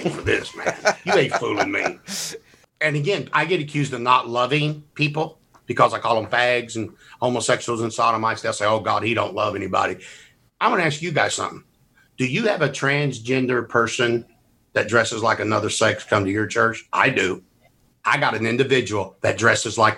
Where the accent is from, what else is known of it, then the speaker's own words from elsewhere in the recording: Mississippi, United States; I'm from Mississippi.